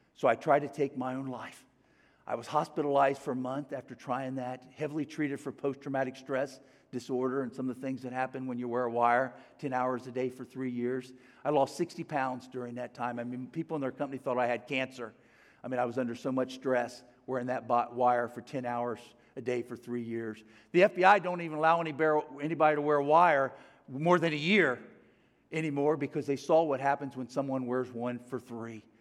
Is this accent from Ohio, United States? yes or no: yes; Cincinnati, Ohio, United States; I grew up in Cincinnati, Ohio